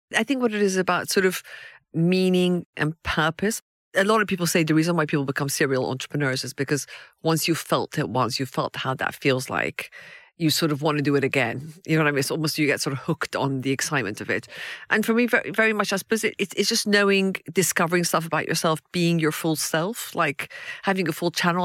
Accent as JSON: {"language": "English", "country": "Iran", "tie": "born or raised there", "moved": "yes", "lives_now": "United Kingdom", "said": "I was born in Iran"}